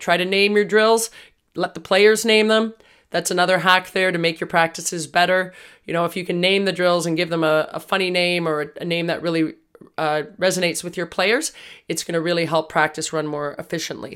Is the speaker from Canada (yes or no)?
yes; Toronto, Ontario, Canada; We're from Toronto